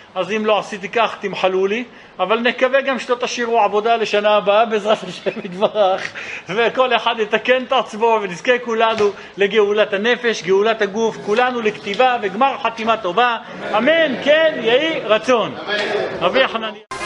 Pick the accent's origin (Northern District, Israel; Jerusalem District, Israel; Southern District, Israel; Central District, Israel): Jerusalem District, Israel; Jerusalem; אצלנו בירושלים